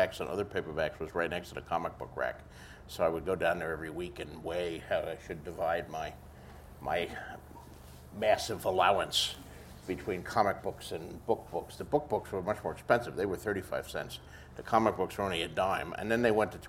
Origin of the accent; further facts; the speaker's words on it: Bayonne, New Jersey, United States; Born and raised in Bayonne, New Jersey